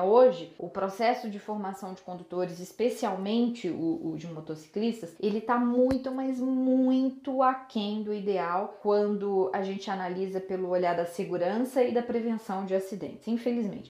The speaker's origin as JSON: {"language": "Portuguese", "town": "Belo Horizonte", "region": "Minas Gerais", "country": "Brazil", "said": "eu sou de Belo Horizonte"}